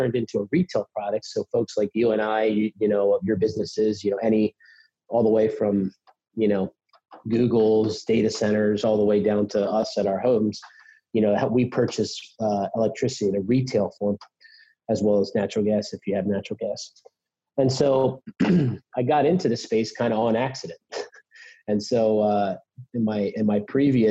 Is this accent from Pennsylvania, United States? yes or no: yes; Pennsylvania, United States; I'm from Pennsylvania